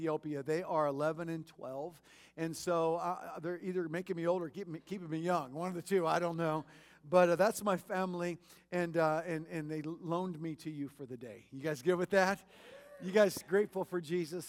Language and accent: English; Kansas City, Missouri, United States; also born or lived in Michigan; Kansas City, which is my hometown